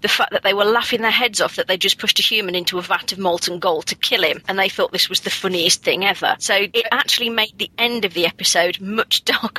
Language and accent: English; Nottinghamshire, East Midlands, United Kingdom; Having been born and raised in Nottinghamshire for my sins, not too far from the Major Oak